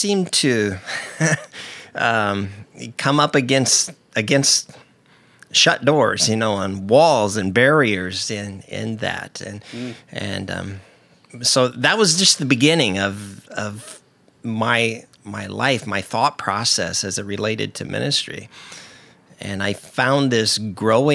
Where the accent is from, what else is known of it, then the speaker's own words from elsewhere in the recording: Indiana, United States; moved away as an adult; also born or lived in Allentown, Pennsylvania; now in Portland, United States; I grew up in Indiana